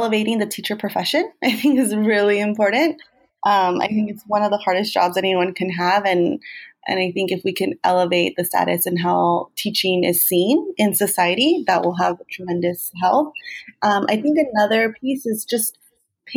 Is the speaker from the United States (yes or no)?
yes; Bell Gardens, California, United States; also born or lived in Whittier / Compton; I grew up in Southeast Los Angeles, Bell Garden specifically